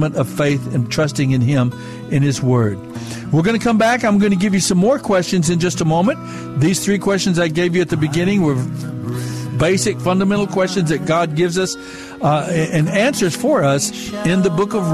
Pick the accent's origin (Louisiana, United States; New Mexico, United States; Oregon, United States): New Mexico, United States; Mescalero Apache reservation, southern; I'm Native American. I'm Mescalero Apache from the reservation in southern New Mexico